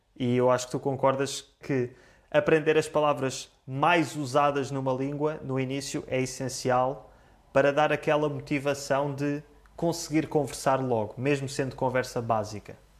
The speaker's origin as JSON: {"language": "Portuguese", "country": "Portugal", "first_language": "Portuguese", "said": "Eu sou português"}